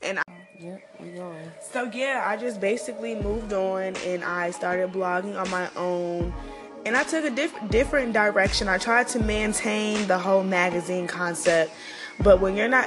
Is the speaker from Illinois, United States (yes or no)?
yes; Chicago, Illinois, United States; moved away as an adult; now in Tuskegee, United States; I'm from Chicago, Illinois.